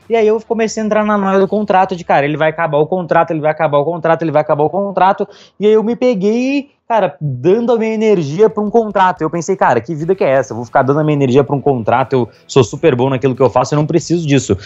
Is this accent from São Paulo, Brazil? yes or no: no; Pelotas, Rio Grande do Sul, Brazil; moved away as an adult; now in Londrina, Brazil; nasci no Rio Grande do Sul, fazia faculdade lá